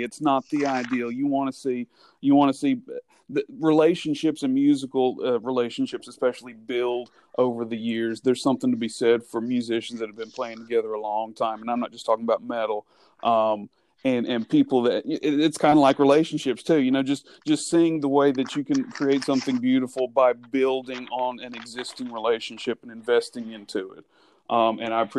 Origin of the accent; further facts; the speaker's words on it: Leeds, Alabama, United States; growing up in the Leeds Moody area, there used to be the old Crybaby Bridge in Leeds